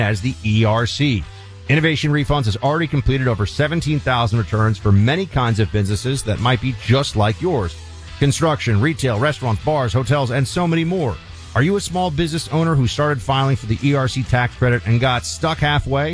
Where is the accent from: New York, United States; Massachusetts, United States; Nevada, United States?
New York, United States; New York City; the Hudson River, which I grew up next to in New York City